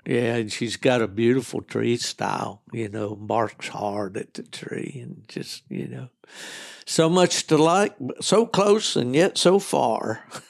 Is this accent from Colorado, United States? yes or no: no; West Virginia, United States; back when I was a young man hunting in the hunts back in West Virginia